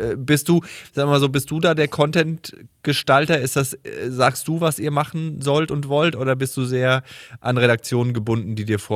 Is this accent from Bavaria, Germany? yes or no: yes; Heustreu, Bavaria, Germany; ich bin sehr nah an der Grenze aufgewachsen sehr, sehr nah.